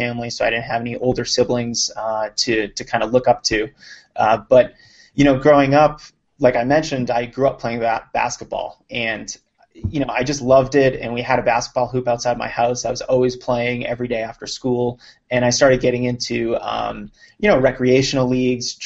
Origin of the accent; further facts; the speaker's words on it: Lexington, Massachusetts, United States; I grew up outside of Boston in a town called Lexington